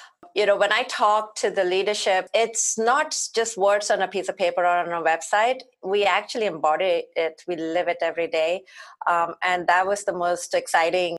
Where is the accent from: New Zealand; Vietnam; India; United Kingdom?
India; moved away as an adult; now in Mountain View, United States; growing up in India as a young girl, I did most of my middle school and beyond schooling at my grandparents